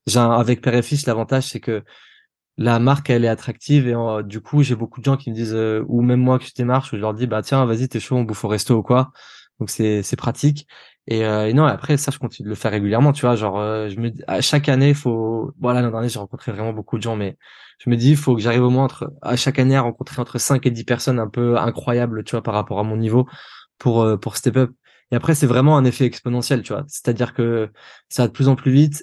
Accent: Nice, Provence-Alpes-Côte d'Azur, France; moved away; je viens de Nice

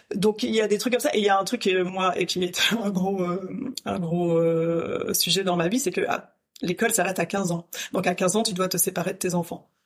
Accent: St. Barthélemy; moved away as an adult; also born or lived in Paris, France; now in Brussels, Belgium; moi j'ai grandi à Saint-Barthélemy. Euh, Saint-Barthélemy c'est aux Antilles françaises

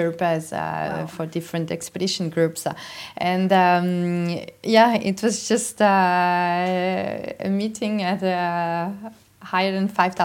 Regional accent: Bernese Oberland, Switzerland; I'm from Switzerland, and so in the Bernese Upland first, and then now we moved to the valley

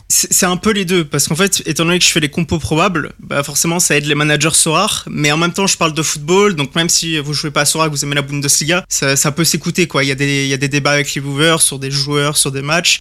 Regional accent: Chambéry, Auvergne-Rhône-Alpes, France; moved away as an adult; now in Drôme, France; je suis né à Chambéry en Savoie et j'ai surtout vécu là-bas

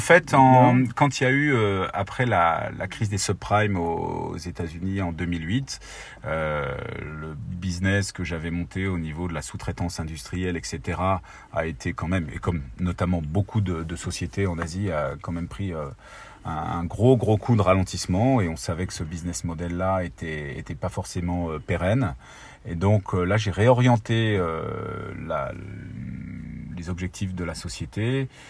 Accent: Ardennes, Grand Est, France; viens des, des Ardennes originellement. J'ai grandi là-bas. j'ai fait toute mon enfance.

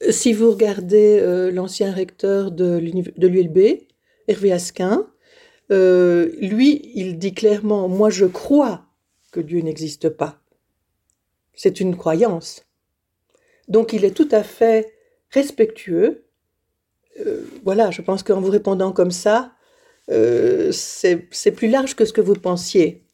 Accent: Liège, Wallonia, Belgium; moved away as an adult; Je suis née à Liège. Euh, et j'ai vécu à Liège toute ma vie, enfin jusqu'à 21

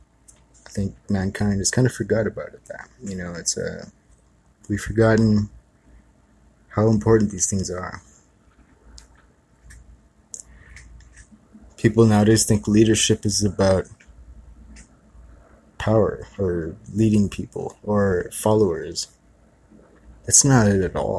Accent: Kihei, Hawaii, United States; I grew up in Kihei

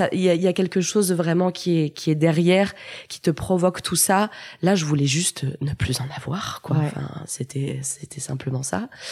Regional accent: Lyon, Auvergne-Rhône-Alpes, France; Je suis née à Lyon et ai grandi à Lyon

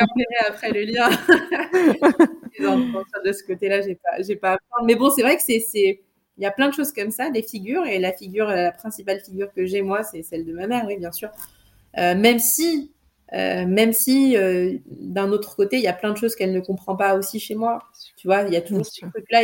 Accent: Trappes, Île-de-France, France; je suis née à Trappes euh, en 1990. Et j'y ai grandi

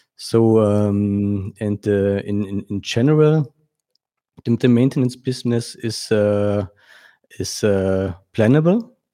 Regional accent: Germany; I was born in Germany and, uh, uh, now I live in, uh, uh, close to Frankfurt

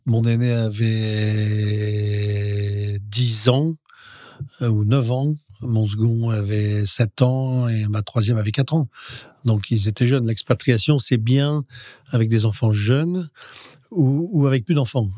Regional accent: Roubaix, Hauts-de-France, France; also born or lived in Spain; nous sommes de Roubaix. le cœur et le fief de notre famille, c'est Roubaix.

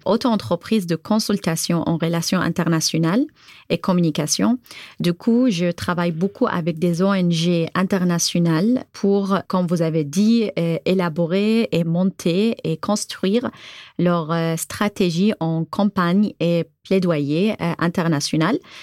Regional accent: Bahrain; French is a second language; moved away as an adult; now in Tours, France; je viens de Bahreïn, j'ai 32 ans

